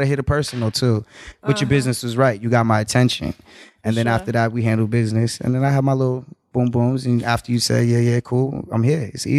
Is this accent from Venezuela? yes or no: no; Jamaica; also born or lived in Cape Verde; So I'm Jamaican, in Cape Verdean, but.